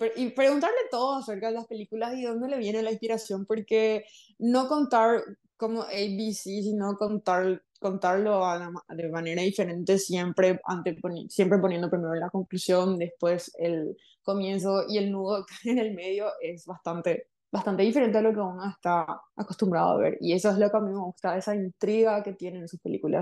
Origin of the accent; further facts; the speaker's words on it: Paraguay; first language Spanish; licenciada en lengua francesa por la Universidad Nacional acá en Paraguay